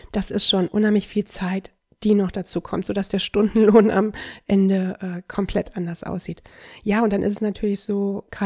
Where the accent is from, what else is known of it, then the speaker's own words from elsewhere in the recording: Düsseldorf, North Rhine-Westphalia, Germany; ich bin Düsseldorfer